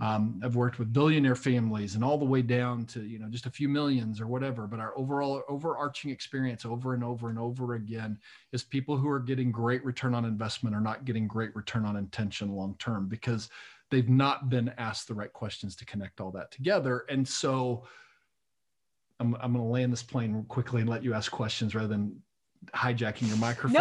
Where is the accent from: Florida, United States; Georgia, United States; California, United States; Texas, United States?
Texas, United States; Lubbock; I was raised in Lubbock, Texas